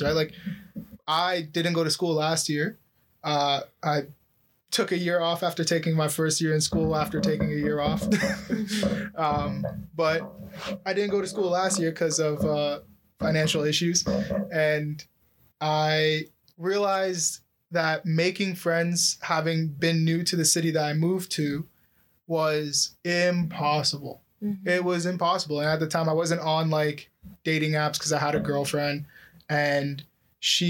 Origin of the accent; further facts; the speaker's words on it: Oakville, Ontario, Canada; I grew up in Oakville